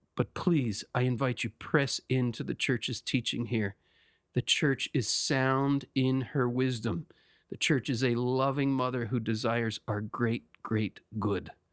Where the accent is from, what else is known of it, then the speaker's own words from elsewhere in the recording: United States; I'm speaking as an American